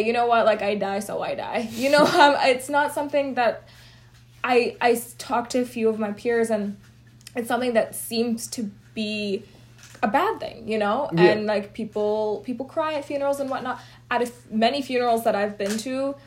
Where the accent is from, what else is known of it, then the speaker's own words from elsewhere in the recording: Houston, Texas, United States; moved away; I was raised in Houston, Texas, which is so heavy in Indians